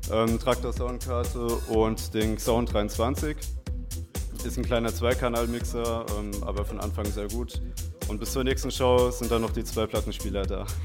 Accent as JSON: {"language": "German", "town": "Gründau", "region": "Hesse", "country": "Germany", "said": "ich ähm, komme aus Gründau und mache jetzt seit circa einem Jahr ähm, bin ich DJ, hobbymäßig"}